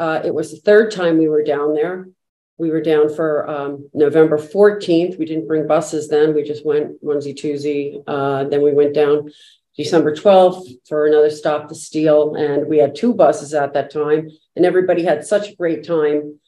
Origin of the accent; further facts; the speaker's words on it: New Jersey, United States; moved away as an adult; now in Natick, United States; originally from New Jersey and moved to Natick, Massachusetts a long time ago after college